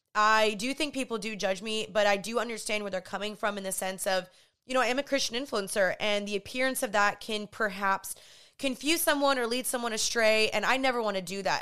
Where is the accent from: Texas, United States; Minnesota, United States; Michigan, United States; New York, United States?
Texas, United States; Dallas; also born or lived in Los Angeles, California; I am from Dallas, Texas. I just moved back here from L A.